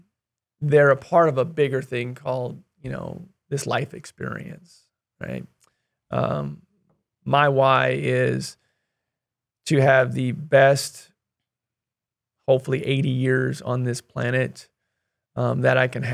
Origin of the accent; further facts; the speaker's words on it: Kansas, United States; I want to help fund a scholarship in our community that I grew up in Northeast Kansas.